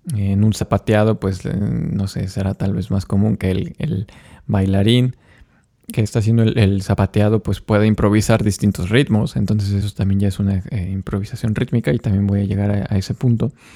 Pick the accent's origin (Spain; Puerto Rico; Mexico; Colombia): Mexico; soy violinista mexicano